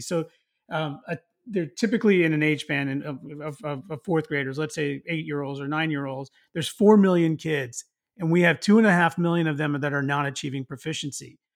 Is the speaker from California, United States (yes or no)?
yes; Los Angeles, California, United States; my hometown here in L